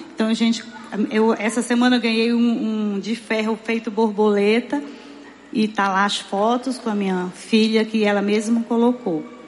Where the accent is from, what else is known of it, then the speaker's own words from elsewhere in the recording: Fortaleza, Ceará, Brazil; eu morei a minha vida inteira em Messejana